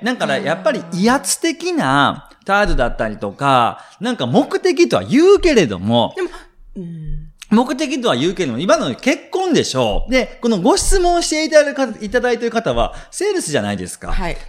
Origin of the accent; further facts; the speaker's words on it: Shiga, Japan; 自分の実家滋賀県なんですけれども